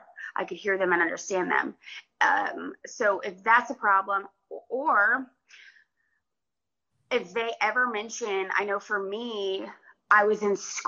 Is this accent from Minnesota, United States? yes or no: no; Georgia, United States; I grew up in Georgia